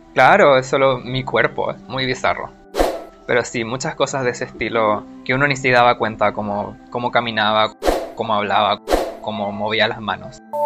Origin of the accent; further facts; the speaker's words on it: Santiago, Santiago Metropolitan Region, Chile; soy de Santiago de Chile.